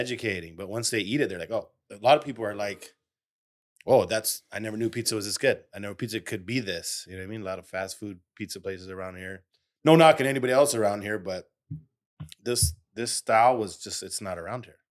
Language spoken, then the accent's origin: English; United States; also born or lived in Detroit; I'm from Austin Heights, like, what, twenty minutes away from here